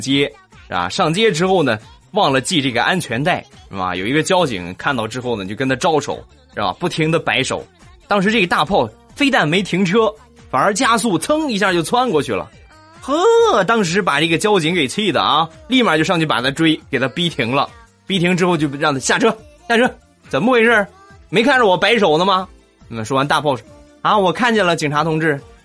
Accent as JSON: {"language": "Chinese", "town": "Rizhao", "region": "Shandong", "country": "China", "tie": "born or raised there", "said": "日照呢是一个，嗯，特别好的一个这个海滨城市，啊，我来做一下我们家乡的推荐"}